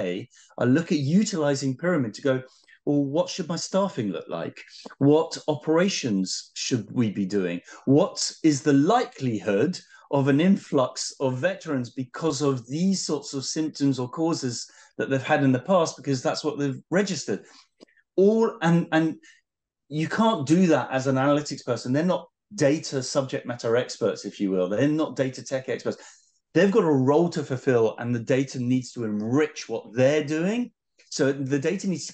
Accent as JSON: {"language": "English", "country": "United Kingdom", "said": "being British"}